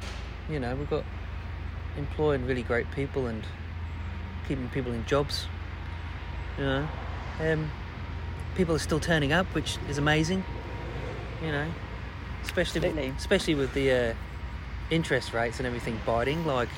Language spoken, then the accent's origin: English; United Kingdom; being British, you never expect good things happen to you.